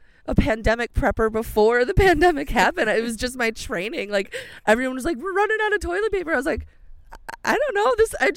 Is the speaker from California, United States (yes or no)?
no; Helenville, Wisconsin, United States; Helenville, Wisconsin.